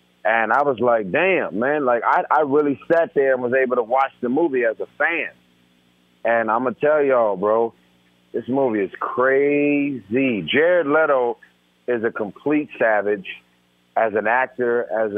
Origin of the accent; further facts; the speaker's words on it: West Coast, United States; I'm from the West Coast, man, born and raised. So everything West Coast, I'm about it, you know?